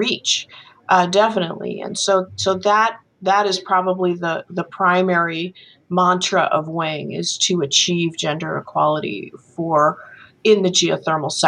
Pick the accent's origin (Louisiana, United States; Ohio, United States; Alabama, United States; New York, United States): New York, United States; I grew up in New York, you know, in a family that in which three of my four grandparents were university educated